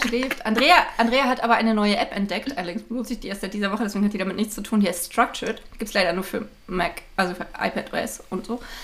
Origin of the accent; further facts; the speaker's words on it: Berlin, Germany; in Berlin-Marzahn ähm, wo ich aufgewachsen bin